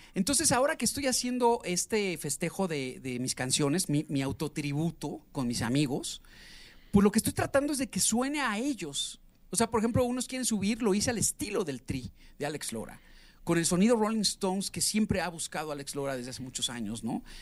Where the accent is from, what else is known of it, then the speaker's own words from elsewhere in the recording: Mexico; also born or lived in Mexico City / Atizapán de Zaragoza, State of Mexico / Mérida; el mexicano, ya sabes que somos así